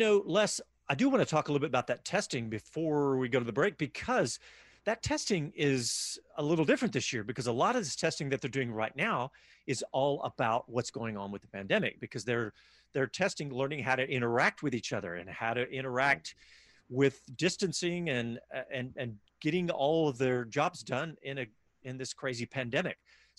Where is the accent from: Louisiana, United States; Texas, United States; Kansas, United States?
Texas, United States; Austin; You listen to Speed City. We're from Austin, Texas, and we'll be back after these messages.